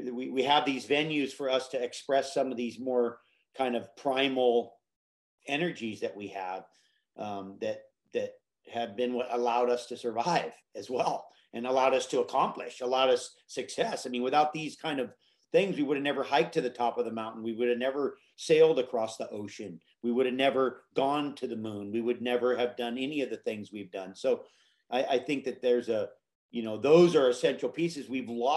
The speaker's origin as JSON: {"language": "English", "region": "Hawaii", "country": "United States", "tie": "born or raised there", "said": "my mom took me to Hawaii as a child, and that I grew up in Hawaii"}